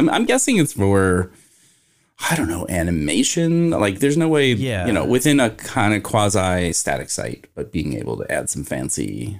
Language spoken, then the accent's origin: English; Kentucky, United States; also born or lived in Arizona; now in Washington, D.C., United States; I'm from Kentucky.